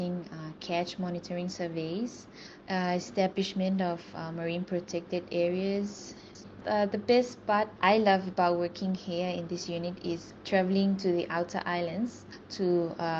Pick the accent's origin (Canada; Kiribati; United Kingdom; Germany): Kiribati; I'm from Kiribati